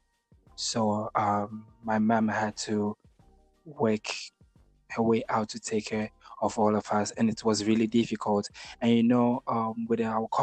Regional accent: Accra, Greater Accra, Ghana; also born or lived in Tema / Kumasi; I'm born and raised in Ghana, you know, Accra to be precise, the capital city of Ghana

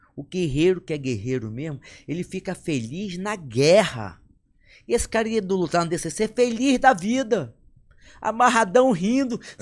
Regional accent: Amazonas, Brazil; moved away; Eu, eu saí do Amazonas meu pai tinha loja.

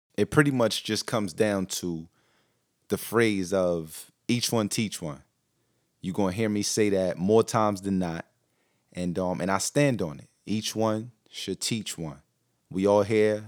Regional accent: Newark, New Jersey, United States; also born or lived in Brooklyn, New York; I was born in Newark, New Jersey, um, but we lived in Brooklyn, New York

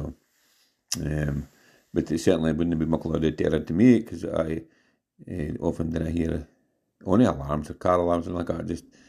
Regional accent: Mintlaw, Scotland, United Kingdom; But yes, well, I'm from Mintla, a long way from Mintla to Mississippi.

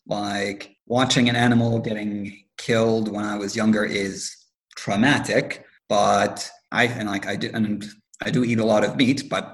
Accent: Lebanon; One of the downsides of growing up in Lebanon during the summer is that, well, you were mentioning your grandfather.

